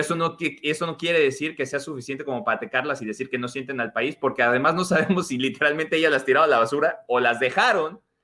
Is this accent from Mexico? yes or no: yes; Mexico; now in United States; yo nací en México, crecí en México, ahora vivo en los Estados Unidos